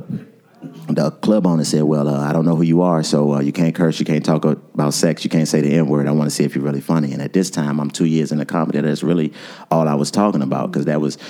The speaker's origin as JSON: {"language": "English", "town": "Washington", "region": "District of Columbia", "country": "United States", "tie": "born or raised there", "also_born_or_lived": "Winston-Salem", "moved": "as an adult", "said": "I'm from Washington, D.C., born and raised"}